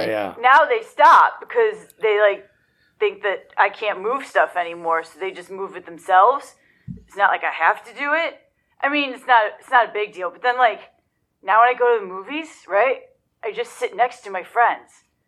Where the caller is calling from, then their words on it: Joliet, Illinois, United States; I'm from Joliet, Illinois.